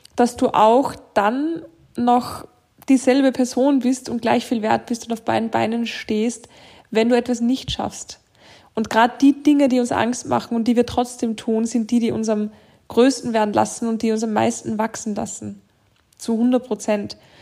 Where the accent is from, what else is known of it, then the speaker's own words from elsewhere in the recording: Austria; bei uns in Österreich